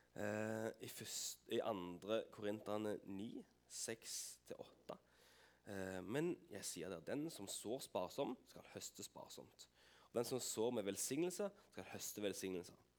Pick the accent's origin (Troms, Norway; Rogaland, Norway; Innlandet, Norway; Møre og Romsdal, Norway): Rogaland, Norway; Vigrestad; Jeg har bodd på Vigerstad hele mitt liv. Eh, Unnfanga og født